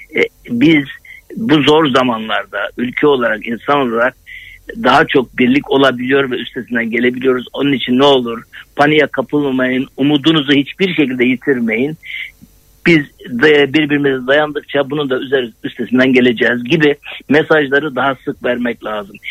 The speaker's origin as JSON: {"language": "Turkish", "region": "Adana", "country": "Turkey", "said": "ben Adanalıyım"}